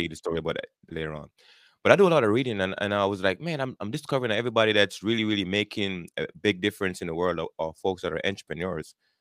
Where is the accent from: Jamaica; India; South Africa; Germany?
Jamaica; moved away as an adult; now in United States; born and raised in Jamaica. I grew up there. I immigrated to the United States back in nineteen ninety-eight.